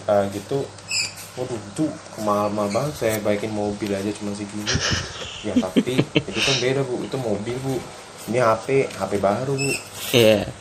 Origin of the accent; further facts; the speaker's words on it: Java, Indonesia; saya orang Jawa pak, saya juga uh, memang didikan saya kayak gini.